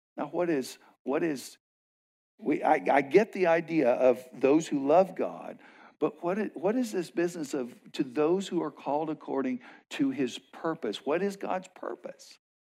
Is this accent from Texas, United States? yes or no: yes; West Texas, United States; now in Arizona, United States; I grew up in West Texas